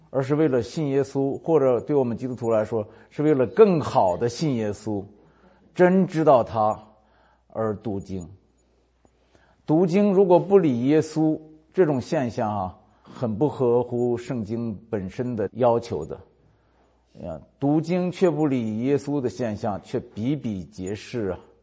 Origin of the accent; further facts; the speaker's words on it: North China Plain, northern China, China; moved away; 我是华北平原出生长大的，没出过海，旱鸭子